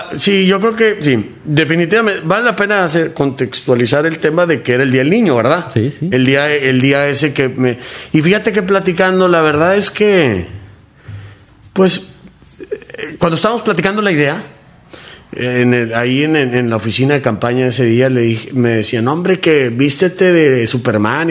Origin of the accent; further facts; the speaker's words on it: Mexico; como mexicano